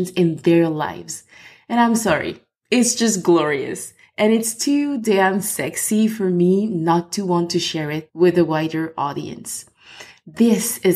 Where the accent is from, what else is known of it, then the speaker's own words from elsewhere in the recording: Côte d’Ivoire; accent: French; English is a second language; also born or lived in France; now in Ireland; I am French, as you can or will probably hear from my accent, and I'm originally from Ivory Coast